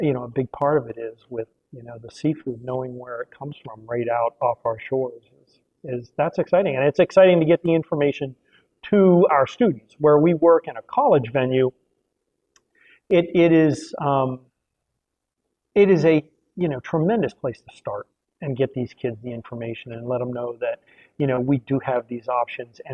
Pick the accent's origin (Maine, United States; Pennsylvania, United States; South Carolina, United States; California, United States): Maine, United States; I'm from Maine. I grew up here. I left for a while, decided I needed to come back